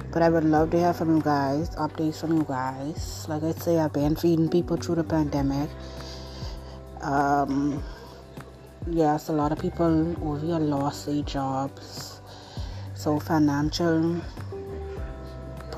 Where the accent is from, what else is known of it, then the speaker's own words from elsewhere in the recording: Bahamas; I'm from the Bahamas